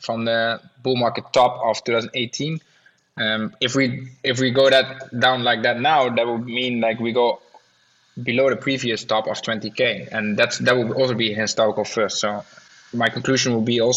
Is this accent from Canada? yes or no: no; Netherlands; I'm from the Netherlands